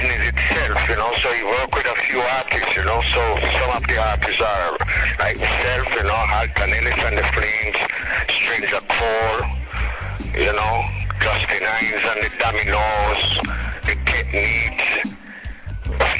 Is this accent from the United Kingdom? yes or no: no; Kingston, Jamaica; also born or lived in St. Ann, Jamaica; So that's where I was born, in Lime Tree Garden, but I grew up in Kingston, Jamaica